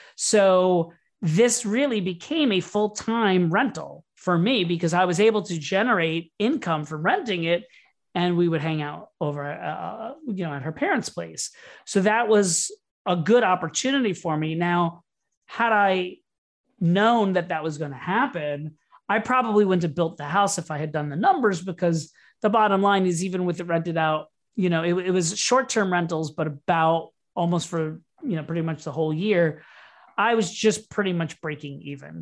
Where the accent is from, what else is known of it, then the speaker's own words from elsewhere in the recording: Orlando, Florida, United States; also born or lived in New York / Brooklyn; now in Miami, United States; I grew up in Orlando, Florida